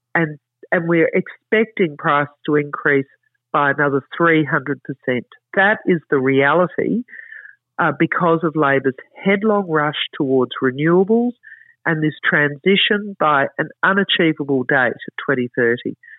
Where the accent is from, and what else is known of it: Queensland, Australia